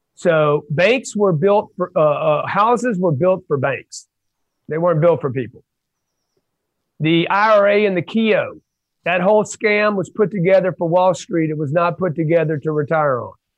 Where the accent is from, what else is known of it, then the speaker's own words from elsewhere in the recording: Lake Charles, Louisiana, United States; I grew up in Lake Charles, Louisiana